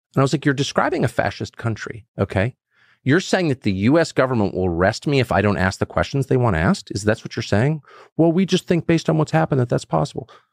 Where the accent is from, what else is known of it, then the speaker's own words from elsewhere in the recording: United States; 'cause I'm American." and I've lived here my whole life